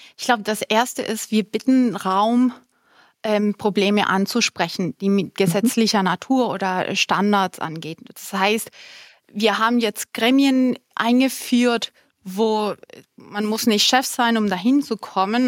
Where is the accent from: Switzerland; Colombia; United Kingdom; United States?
Colombia; first language Spanish; German is a second language; moved away; ich bin halb Kolumbianerin, halb Deutsch und meine Muttersprache ist eigentlich Spanisch. Das war dann die erste Sprache.